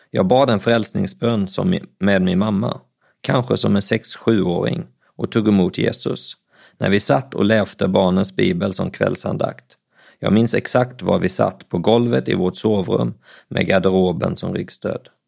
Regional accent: Bjärnum, Skåne, Sweden; also born or lived in Växjö / Älmhult; Jag föddes på BB i Växjö, när jag bodde i Älmhult i södra Småland. Det var i Älmhult jag lärde mig att gå, men innan jag hade fyllt två år så flyttade vi till Bjärnum i norra Skåne.

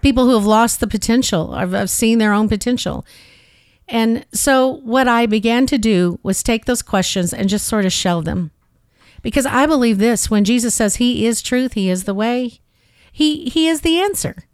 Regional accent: St. Louis, Missouri, United States; moved away; originally I'm from the Midwest. I grew up in Saint Louis

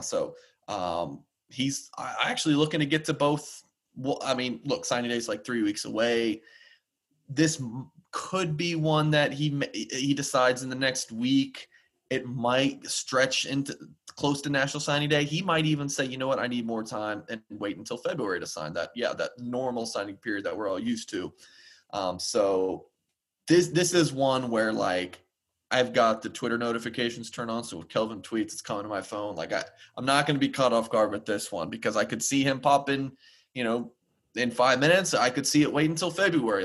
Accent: Georgia, United States; moved away; my home state of Georgia

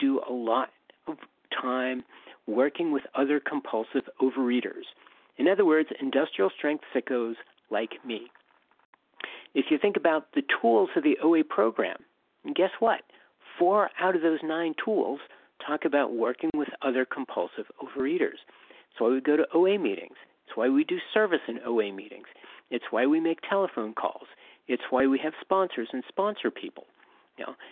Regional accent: Western Pennsylvania, United States; moved away as an adult; also born or lived in Southern California / San Francisco; I grew up in Western Pennsylvania, escaped when I was 18, went to Southern California

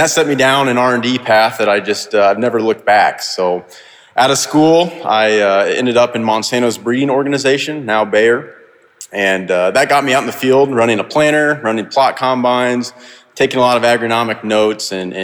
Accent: Perry, Iowa, United States; also born or lived in Fort Dodge, Iowa; I grew up in Perry, Iowa. It's about 45 minutes northwest of Des Moines

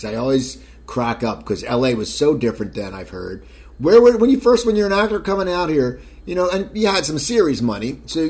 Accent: near Philadelphia, Pennsylvania, United States; now in Los Angeles, United States; I grew up near Philadelphia.

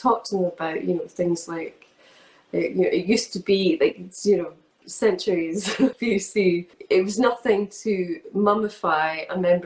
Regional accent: Scotland, United Kingdom

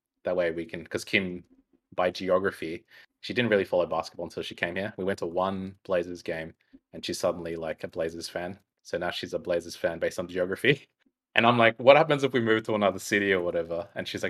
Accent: Melbourne, Victoria, Australia; now in Portland, United States; I'm from Melbourne, Australia too. When you say that, but I am in Portland, Oregon, though.

